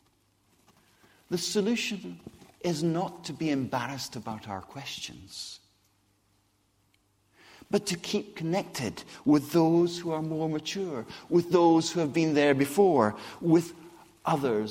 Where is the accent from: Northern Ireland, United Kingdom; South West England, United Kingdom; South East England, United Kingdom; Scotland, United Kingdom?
Scotland, United Kingdom; accent: Scottish; also born or lived in Brazil / Whitchurch; now in Basingstoke, United Kingdom; how I got a Scottish accent